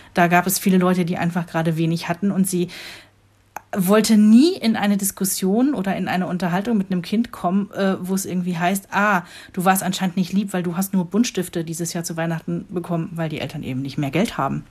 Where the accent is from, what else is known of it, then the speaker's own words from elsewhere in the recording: Rhineland, Germany; moved away as an adult; now in Northern Germany; für mich hier im hohen Norden als Rheinländerin